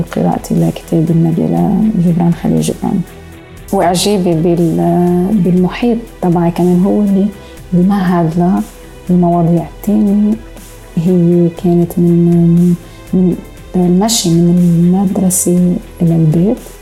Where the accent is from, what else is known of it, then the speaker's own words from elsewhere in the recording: Beirut, Beirut Governorate, Lebanon; moved away as an adult; also born or lived in Montreal, Canada; لأنها هي مدينتي ومدينة أهلي وجدودي